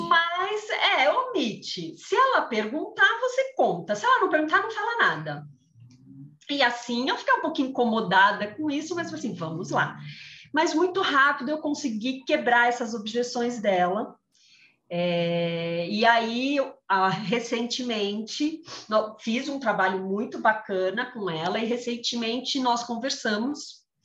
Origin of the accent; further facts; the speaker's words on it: São Paulo, Brazil; moved away as an adult; now in Jaguariúna, Brazil; sou de São, natural de São Paulo, mas há cinco anos resolvi mudar a vida e me mudei para o interior, moro em Jaguariúna